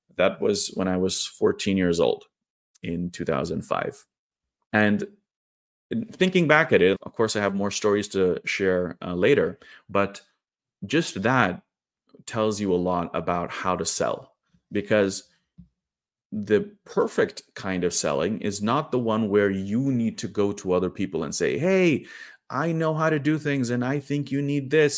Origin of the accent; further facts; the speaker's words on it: Trondheim, Trøndelag, Norway; moved away as an adult; also born or lived in India; now in Oslo, Norway; in my hometown of Trondheim, which is, uh, like nine hours drive north from where I live now in the capital, Oslo.